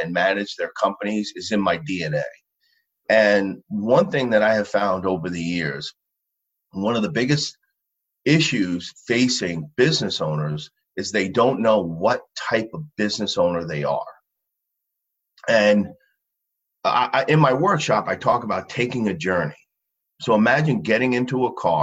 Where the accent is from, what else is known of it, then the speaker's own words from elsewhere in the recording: Long Island, New York, United States; I grew up in Long Island.